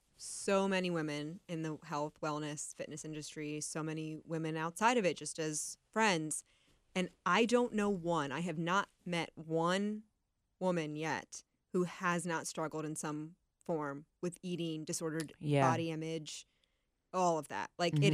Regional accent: Canton, Ohio, United States; now in Cincinnati, United States; Yeah, I'm from Northeast Ohio. Canton.

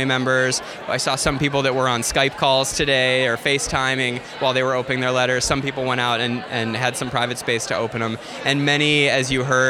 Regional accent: Chicago, Illinois, United States; I'm from Chicago

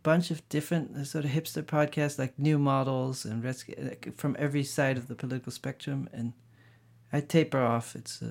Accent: Maastricht, Limburg, Netherlands; also born or lived in Amsterdam / The Hague; We moved around a bunch, so I was born in Amsterdam, and then age 5 we moved to The Hague, and then age 10 I moved to Maastricht, and then 18 I went to The Hague to art school, then back to Maastricht, just different spots.

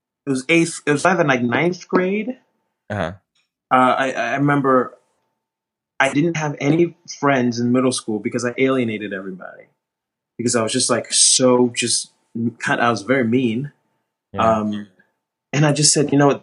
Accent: Newark, New Jersey, United States; also born or lived in New York; I grew up in New Jersey. I was born in Newark, New Jersey

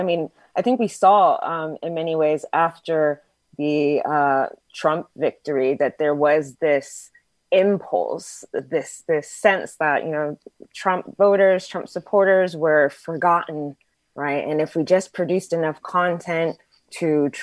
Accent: Texas, United States; I grew up in Texas

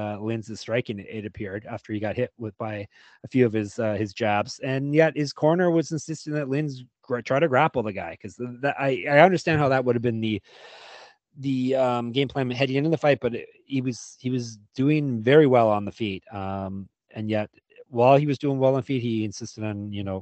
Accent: Canada; heading north up to my home country of Canada

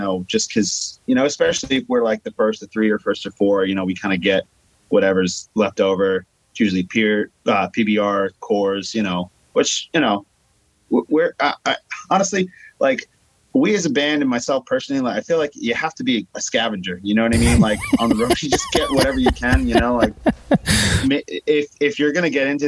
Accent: Long Island, New York, United States; I'm from Long Island, New York.

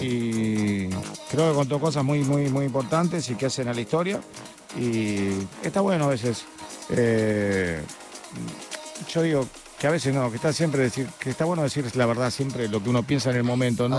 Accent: Argentina; como argentinos, queriendo a nuestro país

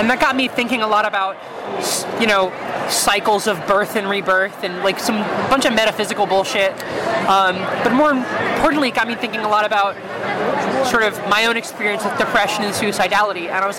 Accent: Virginia, United States; now in New York, United States; I mean, I'm from Virginia

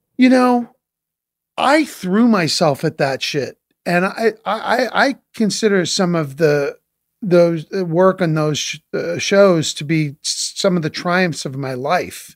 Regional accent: Boston area, Massachusetts, United States; I grew up in Boston, in the Boston area, not in Boston proper

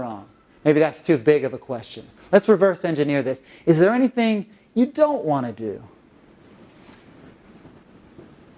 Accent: North Carolina, United States; now in Los Angeles, United States; live in Los Angeles, but I'm from North Carolina originally

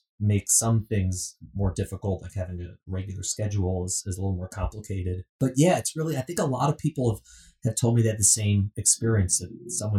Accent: Midwest, United States; Omaha, Nebraska, the Midwest, which is, of course, you know, I'm from Midwest, not Nebraska.

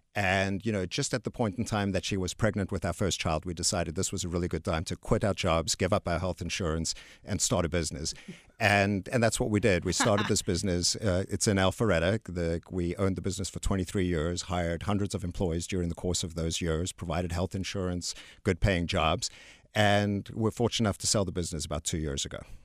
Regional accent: South Africa; also born or lived in Texas; now in United States; I'm actually from South Africa.

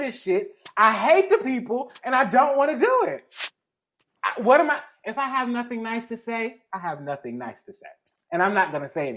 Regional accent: Detroit, Michigan, United States; I'm from the Jeffrey Projects of Detroit. I literally grew up. We were the poorest people in the project.

